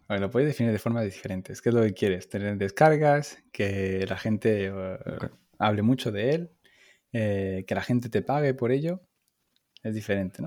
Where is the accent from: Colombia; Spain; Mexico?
Spain; Málaga, Andalusia; moved away as an adult; now in Paris, France; soy español, como se notará por mi acento, y, soy, soy del sur de Málaga